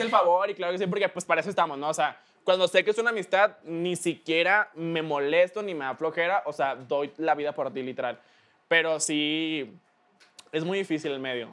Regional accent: Mexico; yo soy de aquí, soy de México, acá están todos mis tíos y mis primos

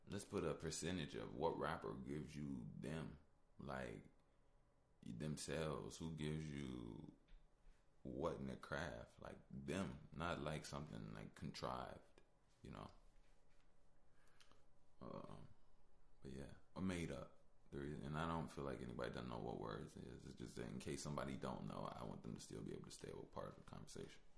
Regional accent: Chicago, Illinois, United States; I'm from Chicago, obviously.

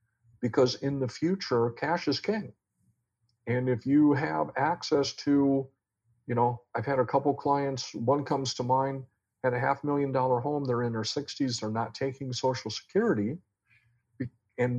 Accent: Iowa, United States; moved away; I'm from Iowa

